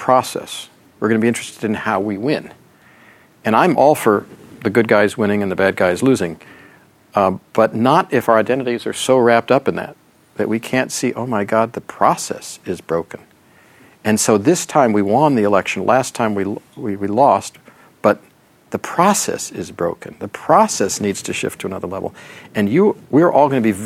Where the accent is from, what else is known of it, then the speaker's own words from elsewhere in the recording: United States; as an American